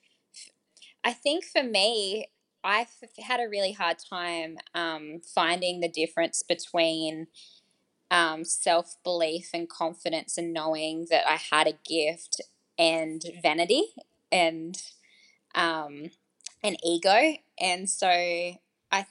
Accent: Australia; being Australian

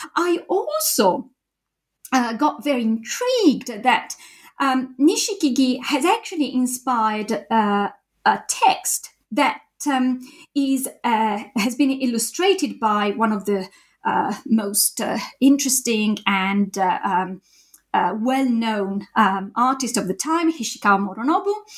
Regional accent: Italy; moved away as an adult; also born or lived in Japan; now in United Kingdom; I did my PhD in Italy, my home country

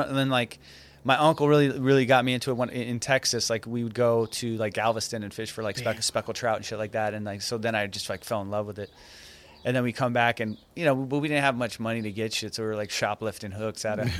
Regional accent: Iran; now in United States; I just did it because we're immigrants, you know, we're from Iran. So we came here.

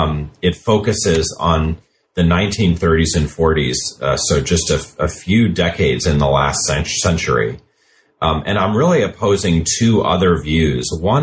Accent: United States; I'm an American. I am a historian by training.

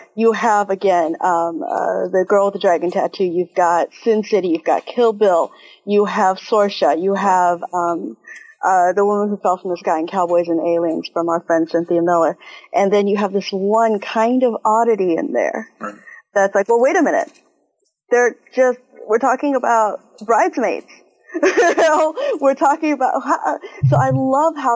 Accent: Taiwan; moved away; also born or lived in Texas / Ohio; I am originally from Taiwan, so I am Chinese.

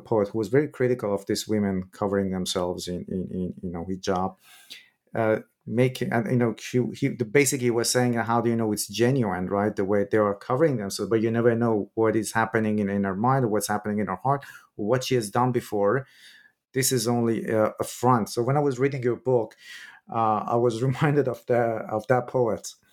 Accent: Iran; moved away; I'm originally from Iran

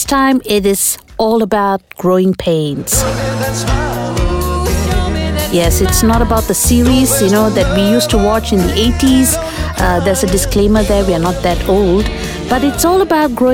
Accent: Klang, Selangor, Malaysia; I grew up in Klang.

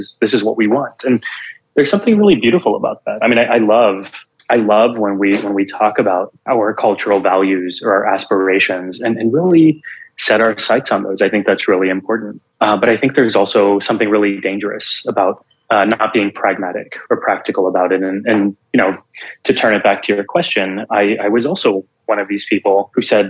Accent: South Texas, United States; I grew up in Texas to a Punjabi Sikh immigrant family. So we were the only kids in all of South Texas who wore turbans

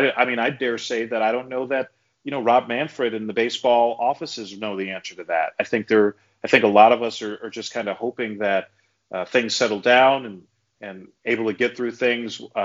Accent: New York City, New York, United States; I was a big New York Mets fan as a kid growing up in New York City

